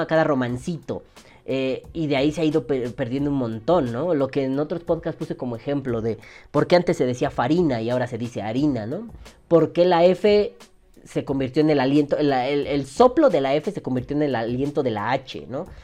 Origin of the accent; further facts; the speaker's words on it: Mexico; Aquí en México